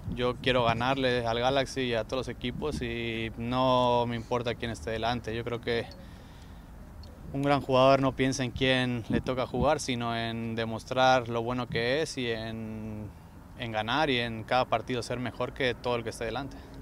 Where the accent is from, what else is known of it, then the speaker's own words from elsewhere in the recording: Mexico; moved away; en mi país, me encanta México